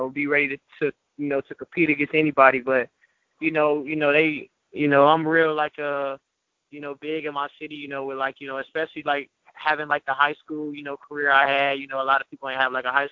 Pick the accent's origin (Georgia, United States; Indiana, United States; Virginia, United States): Indiana, United States; Gary; growing up in Gary